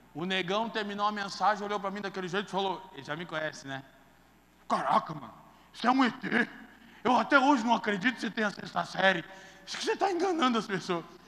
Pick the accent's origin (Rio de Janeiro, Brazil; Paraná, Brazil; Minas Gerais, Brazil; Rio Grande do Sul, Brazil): Paraná, Brazil; Curitiba; Eu perdi minha adolescência toda na drogadição em Curitiba